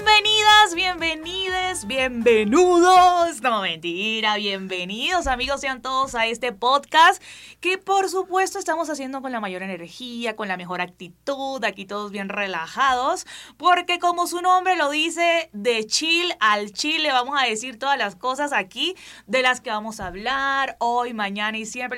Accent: Barranquilla, Atlántico, Colombia

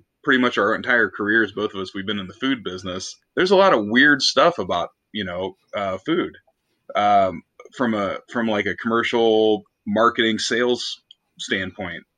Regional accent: Carrollton, Ohio, United States; now in Stark County, United States; I've lived in Stark County since probably 1999. I'm originally from Carrollton.

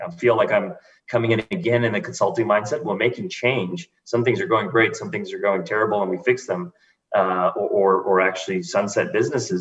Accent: Houston, Texas, United States; I grew up in Houston

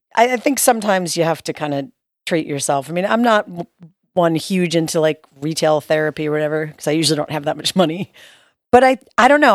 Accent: New York, United States; moved away; we're from New York

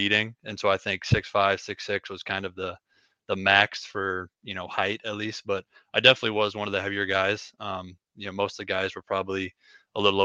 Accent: Ackley, Iowa, United States; moved away as an adult; now in Macomb, United States; I'm from a really small town in Iowa. Ackley, Iowa is the name of it

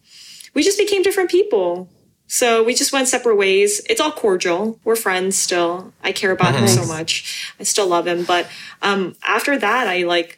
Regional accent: United States; English is a second language; I was born here and I was the only person born in the US in elementary school that was going to ESL.

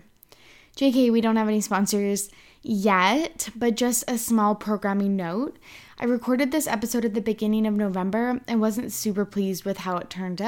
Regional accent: Kamloops, British Columbia, Canada; we're both from Kamloops, British Columbia, Canada.

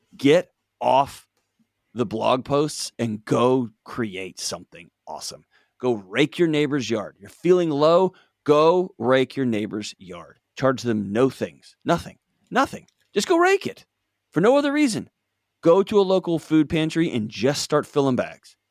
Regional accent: Texas, United States; moved away; I grew up in Texas

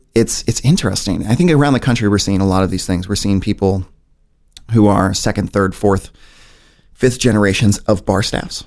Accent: St. Louis, Missouri, United States; also born or lived in Kansas City; I spent most of my life in Saint Louis

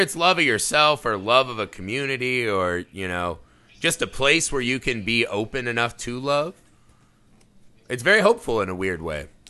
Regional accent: Indiana, United States; my home state of Indiana

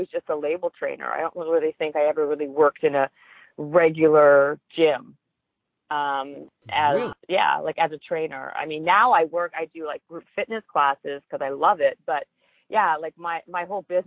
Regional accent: Winnipeg, Manitoba, Canada; moved away as an adult; also born or lived in Toronto, Canada; now in Los Angeles, United States; I'm Canadian, and in a small town called Winnipeg, Manitoba

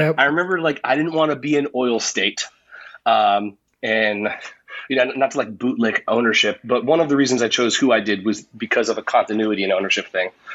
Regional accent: United States; as an American

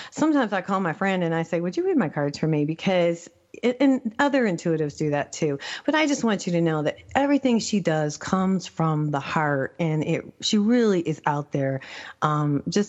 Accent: Albuquerque, New Mexico, United States; That's where I'm from, too.

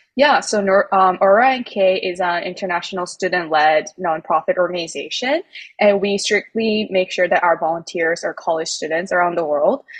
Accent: South Korea; I am actually from South Korea

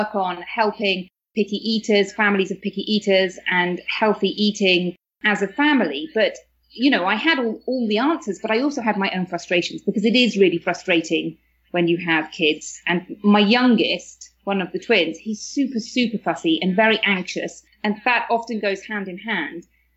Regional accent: United Kingdom; moved away as an adult; now in Spain; you can probably tell from my accent that I'm from the UK

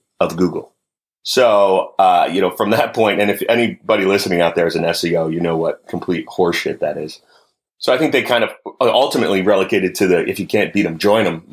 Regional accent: New Jersey, United States; growing up on the East Coast, you know, being a New Jersey kid, the winters were rough

